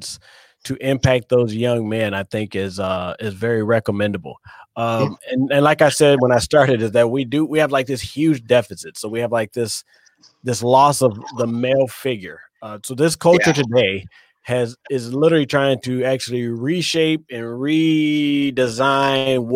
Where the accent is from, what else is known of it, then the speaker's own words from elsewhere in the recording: Detroit, Michigan, United States; I come out of the inner city. I'm from Detroit.